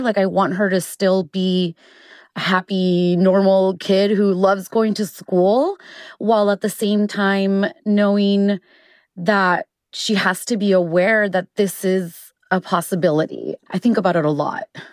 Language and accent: English; El Paso, Texas, United States; my hometown of El Paso